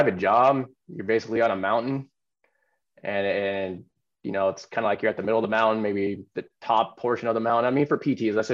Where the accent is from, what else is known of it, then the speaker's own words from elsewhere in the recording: Silicon Valley, California, United States; I grew up in Silicon Valley